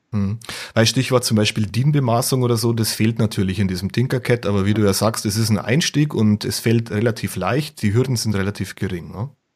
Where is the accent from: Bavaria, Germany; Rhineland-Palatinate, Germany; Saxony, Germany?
Bavaria, Germany; bei uns in Bayern